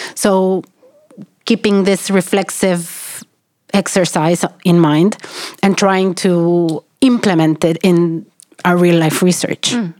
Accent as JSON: {"language": "English", "country": "Argentina", "moved": "as an adult", "lives_now": "Sweden", "said": "I'm from Argentina. I'm working in Sweden, and I'm doing research in Africa"}